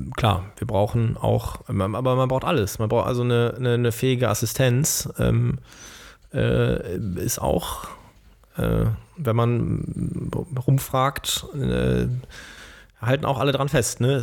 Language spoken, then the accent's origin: German; Bonn, North Rhine-Westphalia, Germany; ich bin aufgewachsen in Bonn, in Beul natürlich